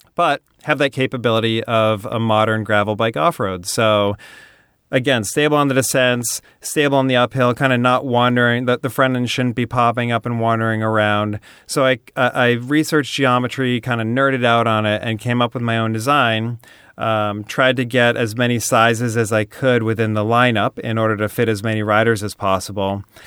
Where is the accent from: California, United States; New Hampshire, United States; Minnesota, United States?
New Hampshire, United States; now in Venice, United States; I grew up in New Hampshire